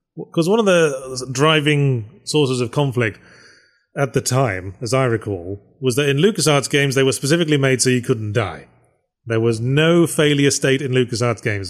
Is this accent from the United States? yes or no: no; United Kingdom; I'm British